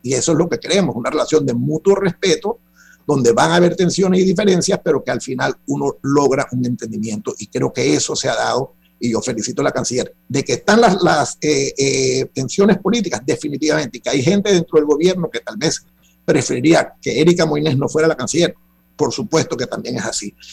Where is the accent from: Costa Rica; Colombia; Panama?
Panama; todos somos panameños